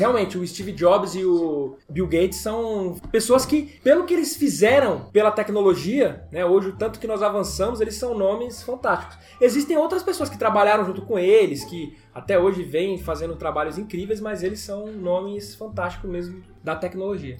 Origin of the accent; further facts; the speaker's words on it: Brazil; Nós que somos brasileiros